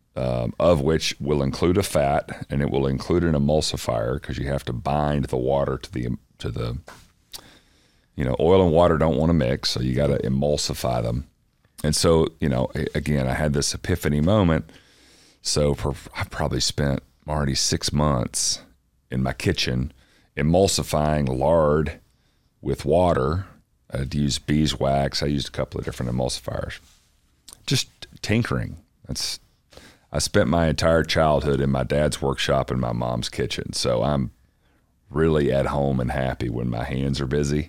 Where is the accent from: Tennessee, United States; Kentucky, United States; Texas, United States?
Tennessee, United States; Athens; East Tennessee, little town called Athens, that is uh, halfway between Knoxville and Chattanooga